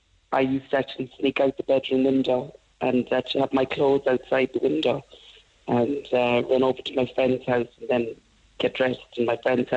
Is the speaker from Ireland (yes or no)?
yes; Cork, Munster, Ireland; I was the only black girl growing up around Cork.